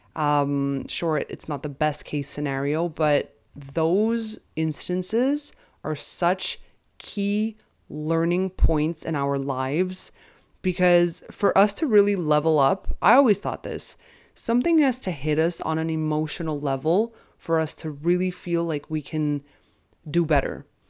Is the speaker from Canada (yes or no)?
yes; Canada; as a Canadian